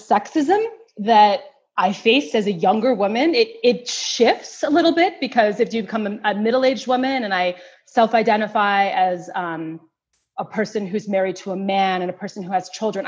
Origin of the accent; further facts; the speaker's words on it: United States; I'm an African-American woman, you know, from a mixed race background.